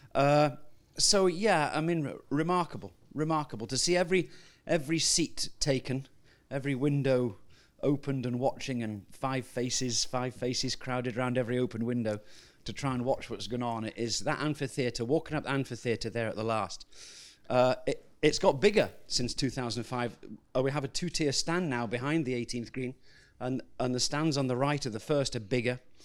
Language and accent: English; Scotland, United Kingdom; as a Scotsman